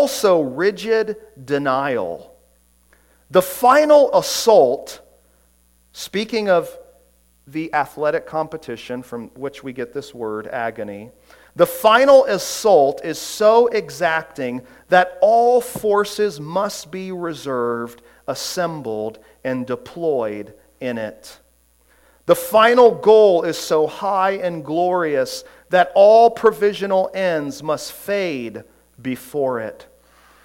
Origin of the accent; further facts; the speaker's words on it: Orlando, Florida, United States; growing up in Orlando, I was a huge Orlando Magic fan